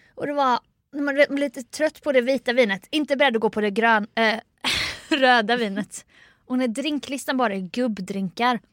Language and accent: Swedish; Jönköping, Jönköping County, Sweden; det här är min hemstad